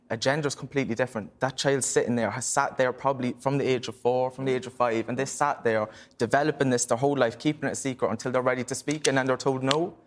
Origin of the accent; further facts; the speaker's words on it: Ireland; growing up in Ireland